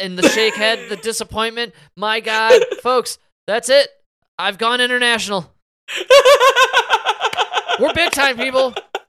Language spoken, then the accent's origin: English; Arlington Heights, Illinois, United States; And us ourselves, my man, we grew up in the Arlington Heights region with the... with the old Arlington Heights racetrack.